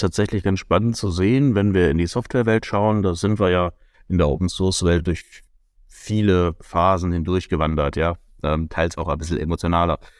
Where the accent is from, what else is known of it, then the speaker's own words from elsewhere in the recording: Germany; Gerade wir als Deutsche